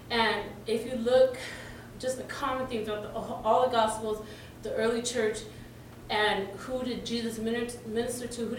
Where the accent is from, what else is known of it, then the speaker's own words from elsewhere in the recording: Nigeria; like I am missionary kid from Nigeria and I'm half Nigerian.